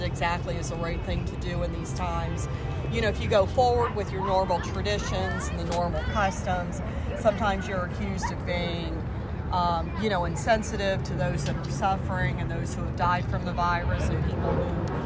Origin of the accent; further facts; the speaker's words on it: Ohio, United States; moved away; I'm from Ohio